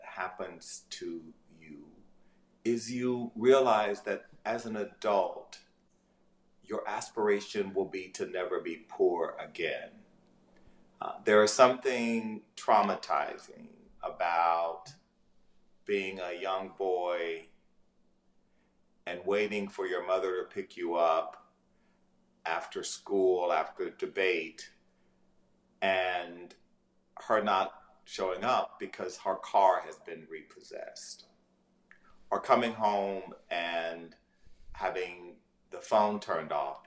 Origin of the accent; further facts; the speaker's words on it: Ames, Texas, United States; moved away; also born or lived in Louisiana; As a young person, I was raised in East Texas, in rural Ames, Texas, population 1,200